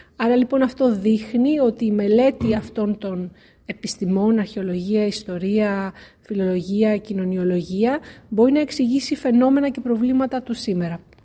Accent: Athens, Attica, Greece; moved away as an adult; also born or lived in Ioannina / Crete / Germany; now in Cambridge, United Kingdom; γεννήθηκα και μεγάλωσα στην Αθήνα, στην Ελλάδα

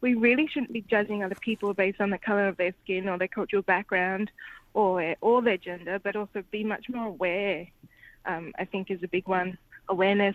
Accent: Perth, Western Australia, Australia; I'm from Perth and my experiences are different

